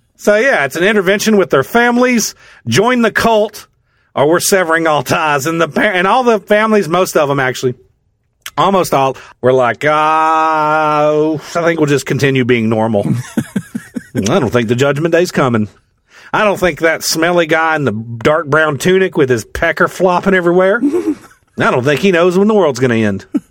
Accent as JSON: {"language": "English", "region": "the South", "country": "United States", "said": "I'm from the South"}